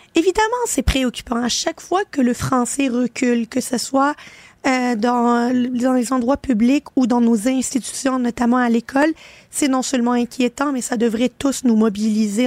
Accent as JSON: {"language": "French", "region": "Quebec", "country": "Canada", "said": "Je suis une fière québécoise, je m'assume euh, et je ne vais jamais m'excuser d'être une québécoise"}